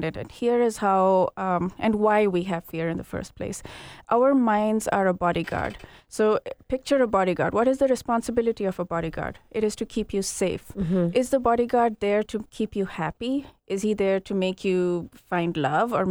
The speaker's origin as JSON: {"language": "English", "country": "Kenya", "tie": "born or raised there", "also_born_or_lived": "India", "moved": "yes", "said": "I grew up in Kenya, and then the first part of my life there"}